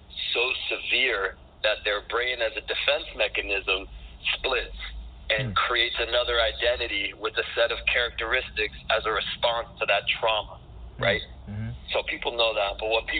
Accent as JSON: {"language": "English", "town": "Miami", "region": "Florida", "country": "United States", "tie": "born or raised there", "said": "I'm born and raised in Miami"}